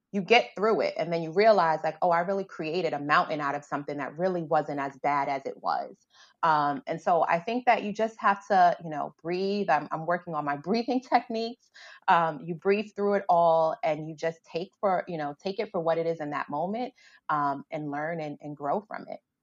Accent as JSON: {"language": "English", "town": "New York City", "region": "New York", "country": "United States", "tie": "born or raised there", "said": "I grew up in the South Bronx"}